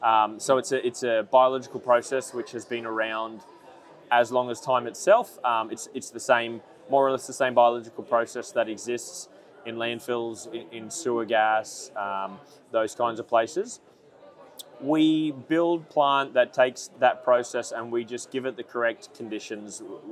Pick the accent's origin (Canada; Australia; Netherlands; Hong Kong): Australia; now in New Zealand; I'm actually a Kiwi by birth, so I want to say I've been here my whole life, but I haven't.